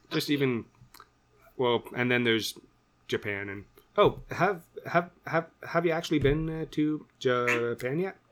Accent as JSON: {"language": "English", "country": "Canada", "said": "we're both Canadian boys"}